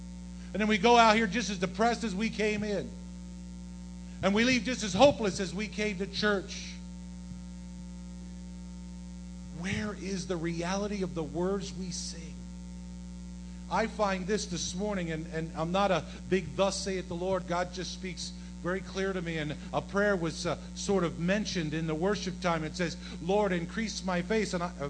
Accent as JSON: {"language": "English", "town": "Yorktown", "country": "United States", "also_born_or_lived": "South Jersey / Rhode Island", "said": "I come from Yorktown. I come from South Jersey. I was in Rhode Island. And now I'm in New York City."}